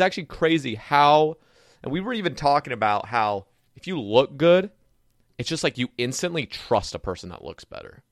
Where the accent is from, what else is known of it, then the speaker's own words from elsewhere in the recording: Oregon, United States; now in the South, United States; I grew up in Oregon